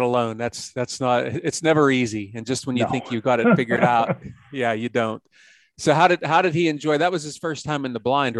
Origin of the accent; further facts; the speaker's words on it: Pennsylvania, United States; also born or lived in Ohio; I love my home state of Pennsylvania